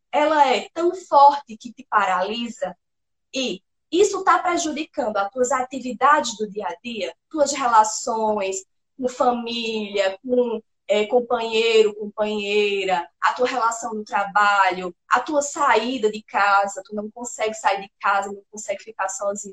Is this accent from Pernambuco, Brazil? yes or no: yes; Pernambuco, Brazil; sou pernambucana, sertaneja do interior de Pernambuco